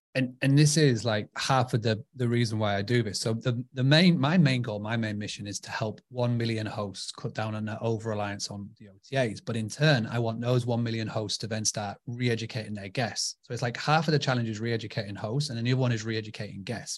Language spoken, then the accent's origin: English; United Kingdom; I'm from, uh, United Kingdom